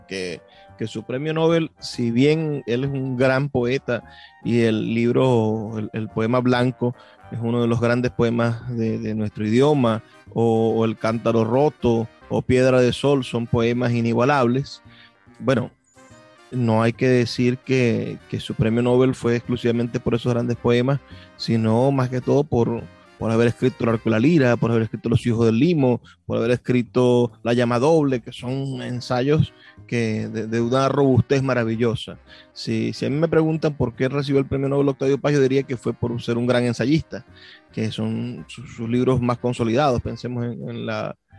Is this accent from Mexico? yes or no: no; Venezuela